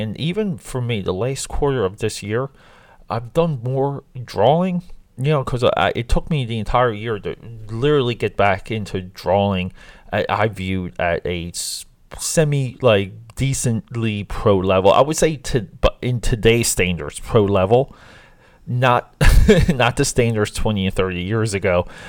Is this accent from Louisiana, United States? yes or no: no; New Jersey, United States; growing up in South Jersey